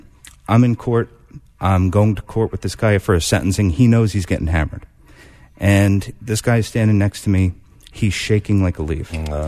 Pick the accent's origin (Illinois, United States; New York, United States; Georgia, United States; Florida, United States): New York, United States; It's great to be back in New York. I'm a New Yorker at heart.